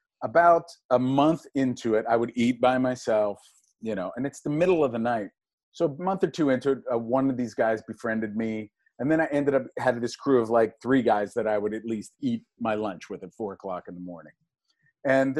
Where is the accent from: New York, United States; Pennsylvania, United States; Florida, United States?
Pennsylvania, United States; Pittsburgh; moved away as an adult; I was raised in Pittsburgh, Pennsylvania